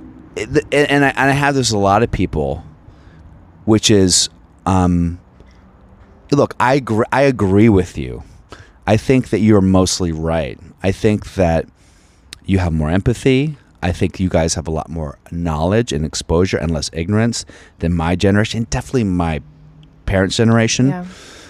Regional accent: Virginia, United States; moved away; I'm from Virginia

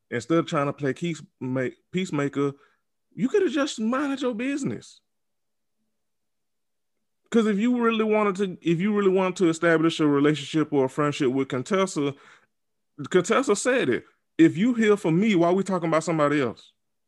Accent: the South, United States; Because listen, I'm from the South.

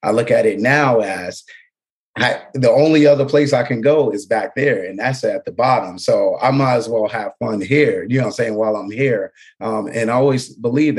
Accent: Mount Vernon, New York, United States; I come from Mount Vernon, New York, hometown of Denzel Washington. All right. But where I'm from and the way I grew up, you didn't really have much of any resources

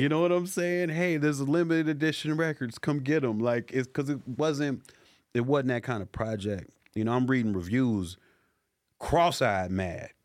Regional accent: Chicago, Illinois, United States; now in Los Angeles, United States; growing up in the hoods, I grew up in the Chicago

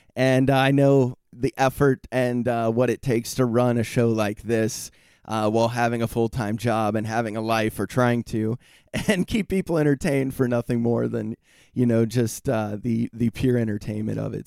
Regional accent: United States; now in San Diego, United States; as an American

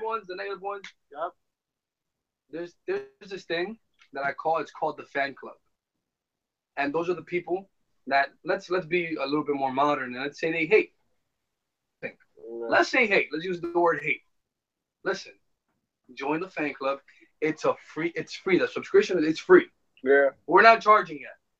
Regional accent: New York City, New York, United States; also born or lived in Miami; I'm from New York

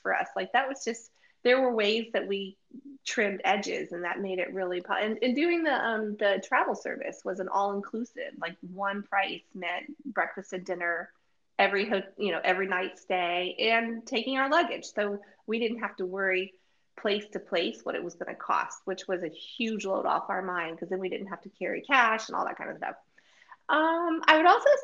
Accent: United States; we're from America, so I'm not going to just impose my Americanism

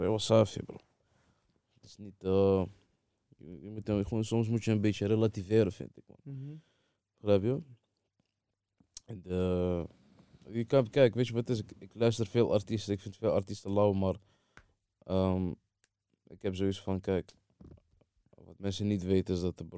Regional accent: Saidia, Oriental, Morocco; Maar ik kom van Saidia, ja.

